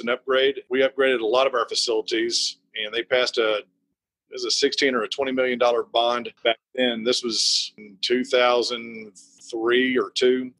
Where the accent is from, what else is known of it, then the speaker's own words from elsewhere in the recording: Abilene, Texas, United States; I grew up in Abilene.